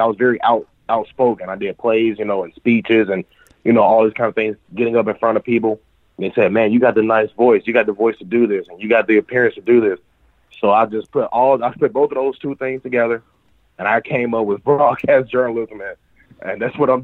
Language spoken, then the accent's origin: English; Birmingham, Alabama, United States; now in Dothan, United States; I grew up in Birmingham, so I watched all of the channels up there